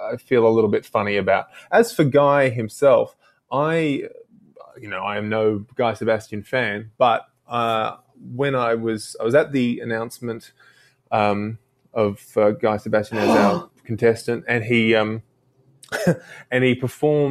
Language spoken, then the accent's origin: English; Australia; as an Australian to have grown up with him